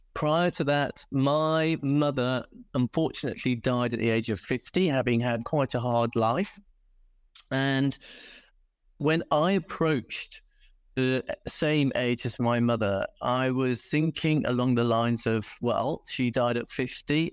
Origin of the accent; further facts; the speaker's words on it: United Kingdom; accent: British; moved away as an adult; now in South Africa; I'm British, as you can probably tell by the accent, and used to breed dogs, in fact, before coming to South Africa